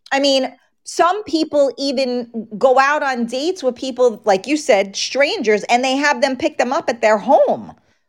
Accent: New York City, New York, United States; I grew up in the Bronx.

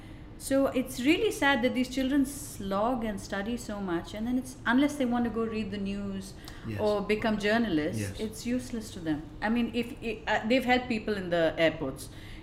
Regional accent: Bangalore, Karnataka, India; moved away as an adult; now in Dubai, United Arab Emirates; I'm from Bangalore in India and my husband's family is settled here in Dubai. So after we got married, we were in India for a couple of years.

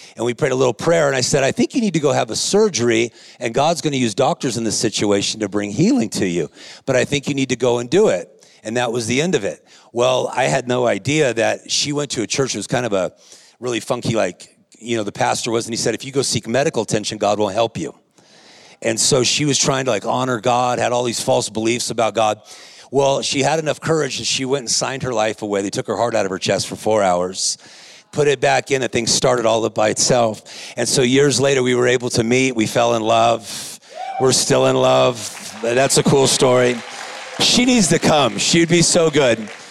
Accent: Whittier, California, United States; I'm a guy from Whittier, California. I was raised in a lower income

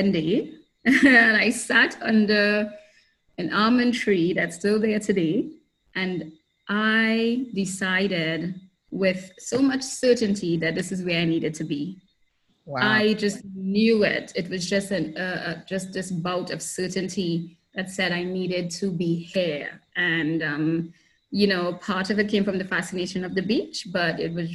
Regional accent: Trinidad & Tobago; moved away as an adult; also born or lived in United States; now in Grenada; I was born and raised in Trinidad and Tobago, and eventually left for college and lived in the US for a while

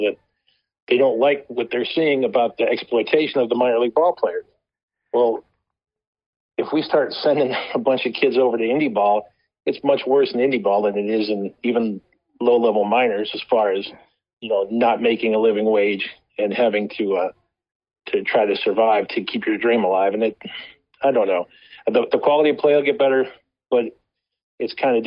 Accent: Northwest Indiana, United States; I grew up in Northwest Indiana, not far from Chicago

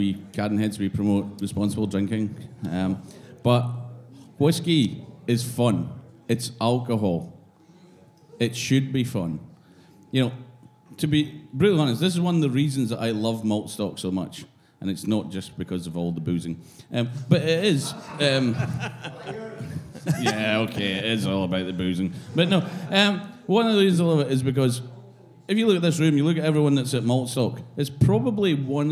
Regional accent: Speyside, Scotland, United Kingdom; I went to school in Speyside.

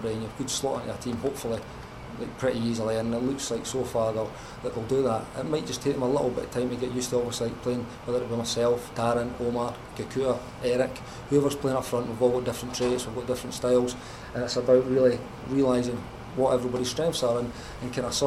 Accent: Scotland, United Kingdom; as a Scottish lad

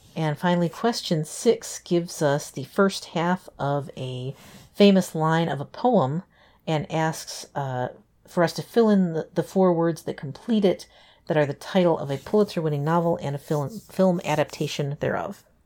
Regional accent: Western Michigan, United States; when I was growing up in Western Michigan

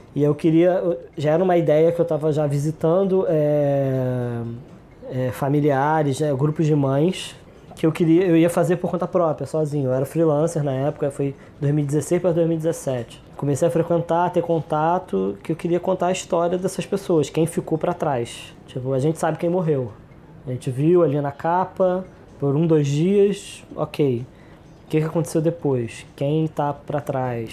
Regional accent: Rio de Janeiro, Brazil; also born or lived in São Gonçalo; Eu, eu, cresci em Jacarepaguá, eu sou de São Gonçalo, é, mas cresci na Zona Oeste, cresci em Jacarepaguá

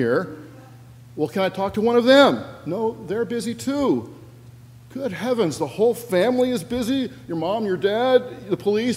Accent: Washington, United States; moved away; my home state of Washington

